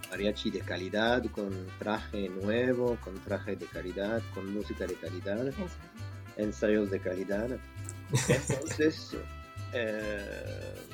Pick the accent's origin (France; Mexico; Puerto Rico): France; Spanish is a second language; soy francés.